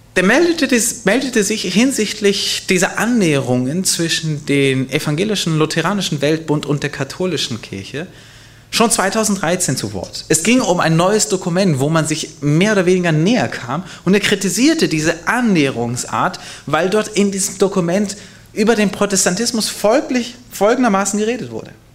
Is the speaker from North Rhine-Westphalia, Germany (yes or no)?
no; Hanover, Lower Saxony, Germany; Hannover, mein Geburtsort.